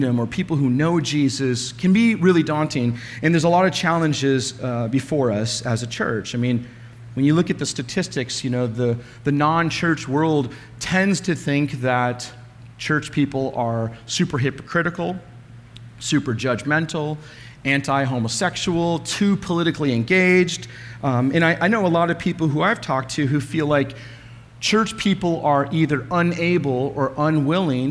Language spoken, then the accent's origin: English; Alaska, United States; when I was a kid growing up in Alaska